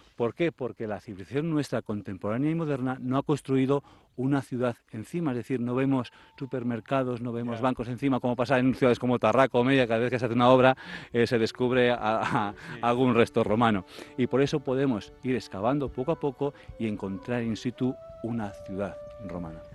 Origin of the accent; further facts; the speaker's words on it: Tarancón?, Castilla-La Mancha, Spain; soy del Cajo de Santiago, y veníamos con mi colegio en los, en los años 90